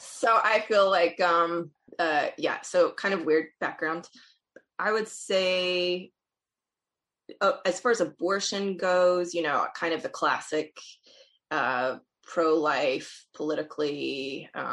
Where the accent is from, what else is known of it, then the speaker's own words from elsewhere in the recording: Alabama, United States; now in Stony Brook, United States; I'm originally from Alabama